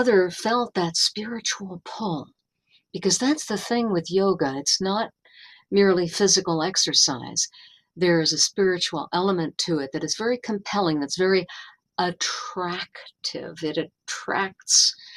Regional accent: New York City, New York, United States; I grew up on Long Island and New York City

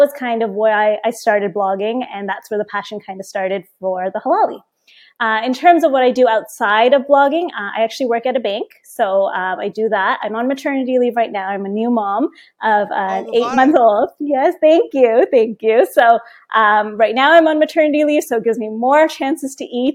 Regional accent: Toronto, Ontario, Canada; moved away as an adult; also born or lived in New York City, United States; now in Miami, United States; born and raised in Toronto, so the halal city of the world

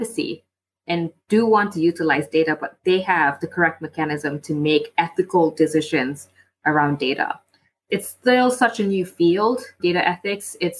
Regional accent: Malaysia; also born or lived in Singapore; now in London, United Kingdom; I live in London. I'm from Malaysia.

